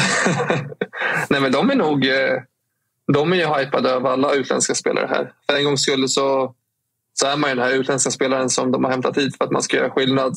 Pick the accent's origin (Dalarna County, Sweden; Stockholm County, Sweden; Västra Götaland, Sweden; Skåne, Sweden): Stockholm County, Sweden; Stockholm; som stockholmare och eh, född och liksom uppvuxen och bott i Stockholm hela mitt liv